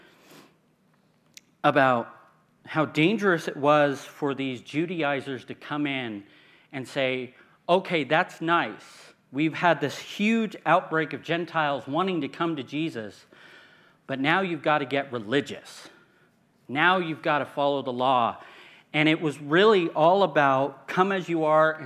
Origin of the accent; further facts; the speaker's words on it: California, United States; moved away; I come from California